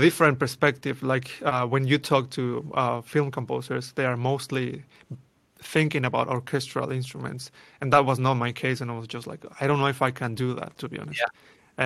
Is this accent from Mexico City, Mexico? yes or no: yes; Mexico City, Mexico; moved away; born and raised in Mexico City